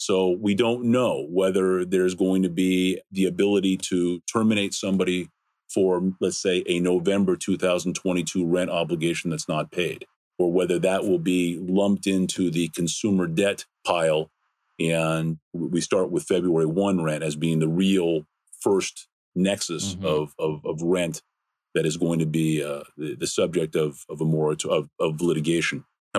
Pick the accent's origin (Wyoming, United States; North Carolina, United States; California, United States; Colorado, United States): California, United States; Los Angeles; I am a native Angelenan, if that's such a word. Born and raised in Los Angeles. Went to school, both high school, college, and law school in the Los Angeles area.